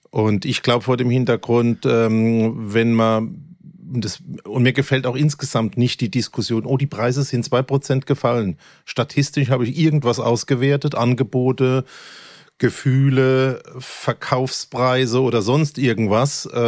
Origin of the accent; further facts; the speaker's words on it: Germany; accent: Kurpfälzisch; first language Kurpfälzisch; meine Muttersprache ist meine Kurpfälzig. Nicht, also. Meine Muttersprache ist Kurpfälzig.